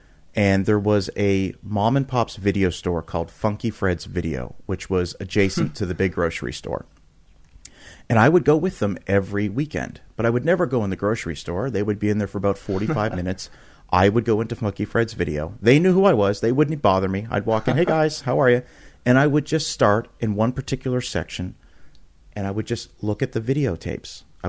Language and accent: English; Canada; now in United States; and I'm originally from Canada, and then we moved to the United States, and there was way more video stores when I moved to the United States